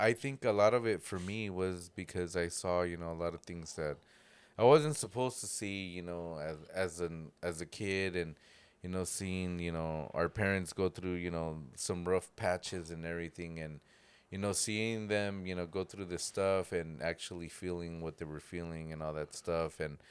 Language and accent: English; Jamaica; I'm from Jamaica.